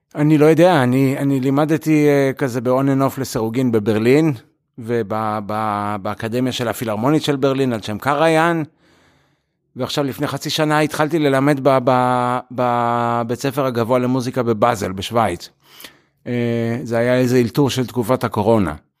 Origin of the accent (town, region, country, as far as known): Israel; born or raised there; moved away as an adult; also born or lived in United States; now in Europe